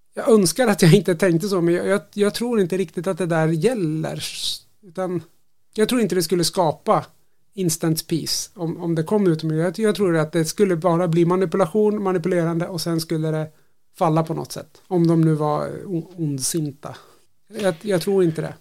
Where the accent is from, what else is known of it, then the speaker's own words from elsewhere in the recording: Sweden; jag som svensk